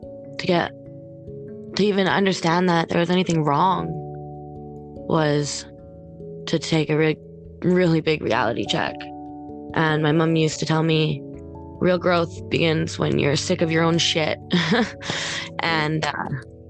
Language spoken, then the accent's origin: English; New Brunswick, Canada; I'm from New Brunswick, Canada